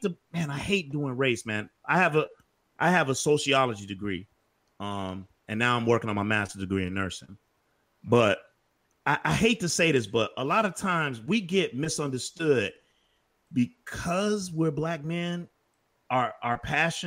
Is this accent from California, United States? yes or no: no; Chicago, Illinois, United States; I'm from Chicago